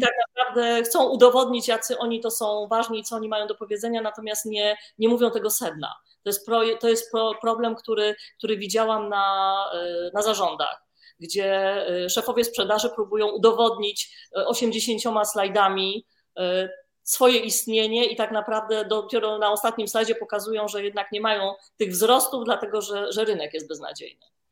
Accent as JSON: {"language": "Polish", "town": "Warsaw", "region": "Masovian Voivodeship", "country": "Poland", "said": "ja jestem panienką z Warszawy, z dobrego domu"}